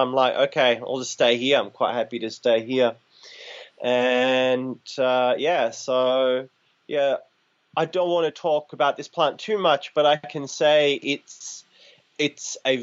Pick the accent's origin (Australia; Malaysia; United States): Australia; Shepparton, Victoria; I grew up in the country in an area called Nalinga, halfway between Shepparton and Benalla